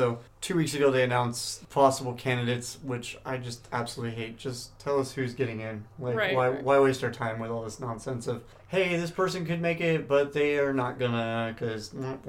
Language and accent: English; San Diego, California, United States; Growing up in San Diego, being a Blackhawks fan